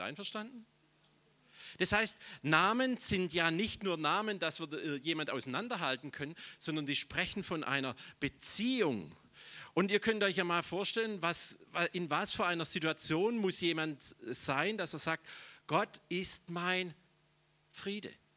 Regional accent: Schorndorf, Baden-Württemberg, Germany; ich komme aus Schorndorf, das ist urschwäbisch, das ist die Daimlerstadt

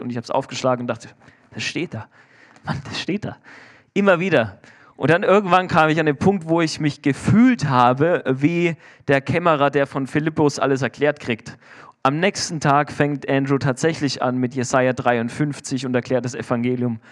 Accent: Germany; Ich bin Deutscher

